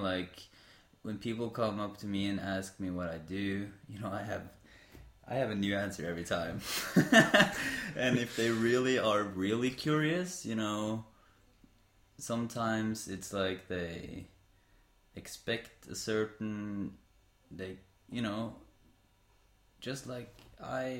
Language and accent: English; Sandefjord, Vestfold, Norway; we are in Sandefjord, my hometown